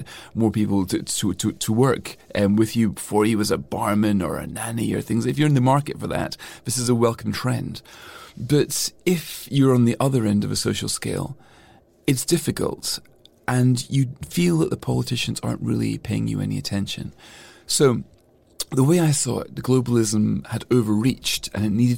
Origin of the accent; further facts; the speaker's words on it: Scotland, United Kingdom; I'm always been very proud of regarding myself as a European, as well as a Scot, as well as a Brit.